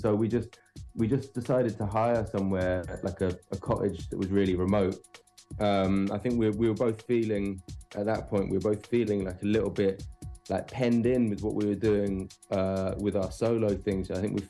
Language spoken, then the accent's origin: English; South Wales, United Kingdom; quite near where we grew up in South Wales.